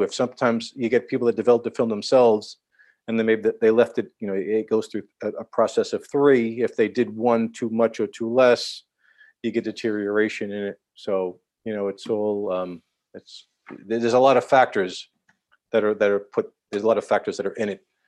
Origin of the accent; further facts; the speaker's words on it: New York City, New York, United States; I'm born and raised in Manhattan, born in New York City